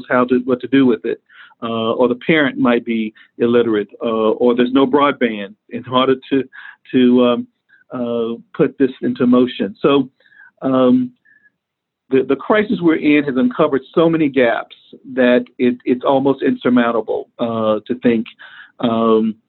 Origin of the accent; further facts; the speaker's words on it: Dallas, Texas, United States; moved away as an adult; also born or lived in Atlanta; the community in which I grew up in Dallas, Texas